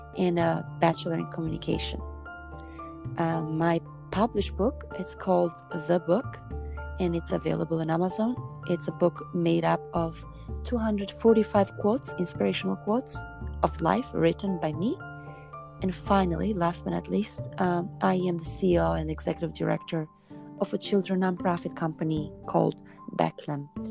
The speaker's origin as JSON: {"language": "English", "country": "Albania", "tie": "born or raised there", "moved": "as an adult", "lives_now": "United States", "said": "I was born in Albania and I started initially traveling all over the world as a dancer in many European countries. Then I moved to United States"}